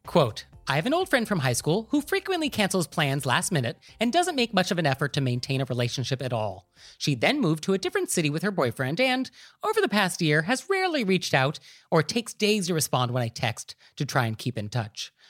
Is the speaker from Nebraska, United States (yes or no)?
no; Marin County, California, United States; I'm actually from Marin County